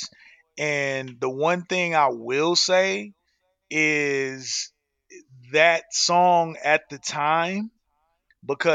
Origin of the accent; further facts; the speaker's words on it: Chicago, Illinois, United States; now in Arizona, United States; I live in Arizona, but I grew up in Chicago